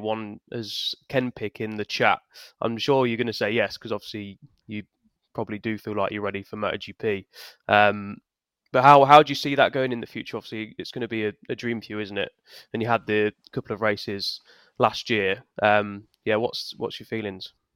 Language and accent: English; United Kingdom; we're obviously British